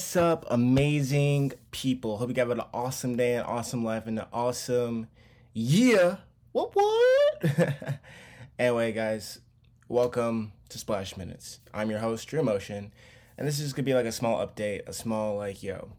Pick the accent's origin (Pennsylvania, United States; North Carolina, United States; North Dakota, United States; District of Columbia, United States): North Carolina, United States; Charlotte; I'm born and raised in North Carol, Charlotte, North Carolina